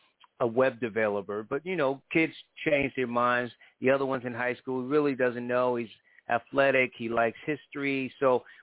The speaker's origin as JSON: {"language": "English", "region": "Connecticut", "country": "United States", "said": "I'm from Connecticut"}